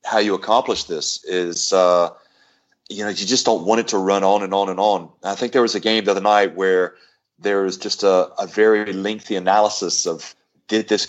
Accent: North Carolina, United States; I really enjoyed growing up in North Carolina

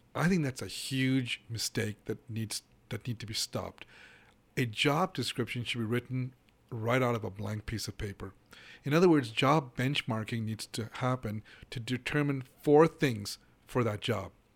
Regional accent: Hong Kong; moved away as an adult; now in United States; I grew up in Hong Kong. I lived in Hong Kong for nineteen years. I came to the U S about thirty-five years ago

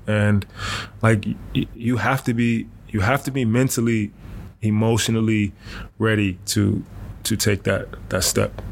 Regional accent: Rochester, New York, United States; moved away as an adult; also born or lived in Alabama / Germany; my hometown in Rochester

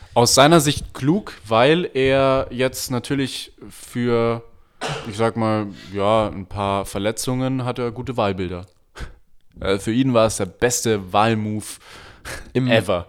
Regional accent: Germany; als Deutscher

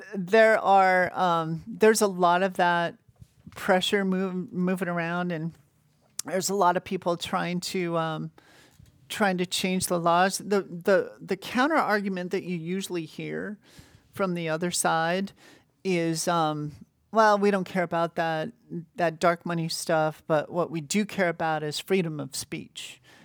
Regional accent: Montana, United States; moved away; also born or lived in Washington / New York; I was born in Washington, in the state of Washington. but I don't remember that 'cause I moved to Montana when I was really young. So I always think of myself as being from Montana.

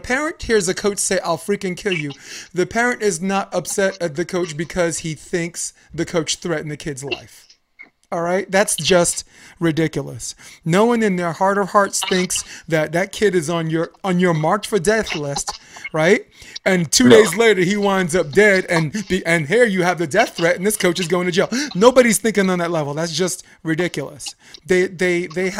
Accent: New York, United States; moved away; I'm from New York

